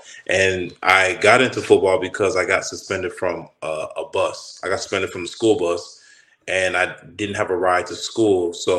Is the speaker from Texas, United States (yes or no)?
yes; Austin, Texas, United States; also born or lived in Pflugerville, Texas / Louisiana / New York; So I was born in Austin. I was born in Austin, Texas. And I moved to Pflugerville when I was like, I don't know, like maybe 8 or 9 or something like that. Which is Pflugerville, just a suburb of Austin, like 10 minutes away, 10, 15 minutes away.